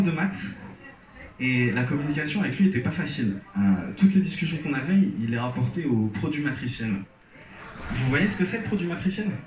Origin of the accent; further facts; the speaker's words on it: Algeria; j'ai grandi en Algérie, je suis algérien et souvent on me demande pourquoi j'ai pas d'accent.